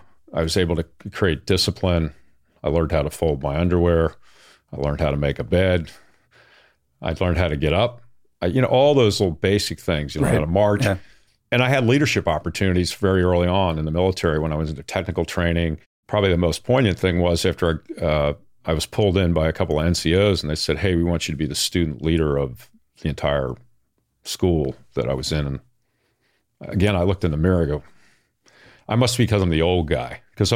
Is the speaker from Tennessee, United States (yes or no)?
no; Baltimore, Maryland, United States; I grew up in the Baltimore area.